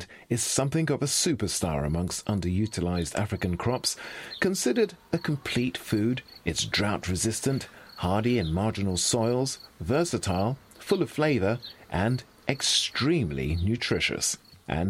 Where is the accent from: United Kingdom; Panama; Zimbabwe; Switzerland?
United Kingdom; Croydon, London; now in Lyon, France; as a boy growing up in Croydon